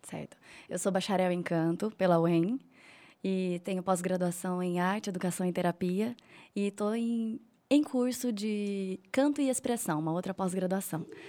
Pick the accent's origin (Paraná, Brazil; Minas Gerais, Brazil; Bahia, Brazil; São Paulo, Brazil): Paraná, Brazil; Telêmaco Borba; now in Rolândia, Brazil; Eu nasci aqui, mas é, eu fui criada em Telemaco Borba, fui muito cedo para lá